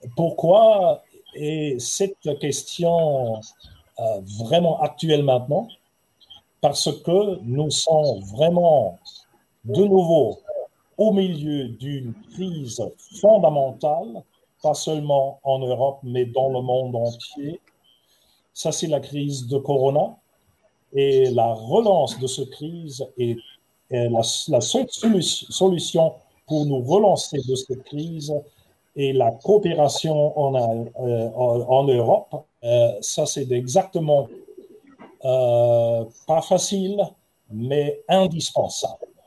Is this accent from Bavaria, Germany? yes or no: no; Heidelberg, Baden-Württemberg, Germany; je suis né à Heidelberg, une très ancienne, pas loin du Rhin